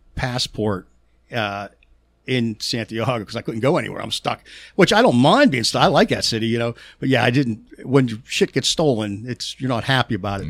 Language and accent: English; Pittsburgh, Pennsylvania, United States; accent: Pittsburgh; My Pittsburgh accent is so damn bad